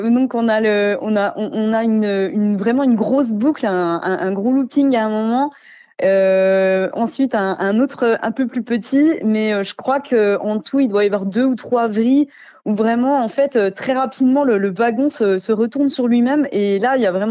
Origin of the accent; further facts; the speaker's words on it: Belfort, Bourgogne-Franche-Comté, France; born there; Et puis vu que je suis née à Belfort, j'ai toujours été tout près, donc j'y vais depuis très longtemps.